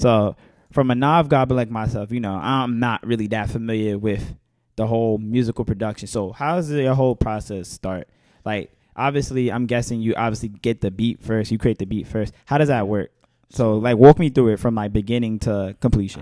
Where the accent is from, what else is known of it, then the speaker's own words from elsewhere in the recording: New York City, New York, United States; I'm from Bed Stuy.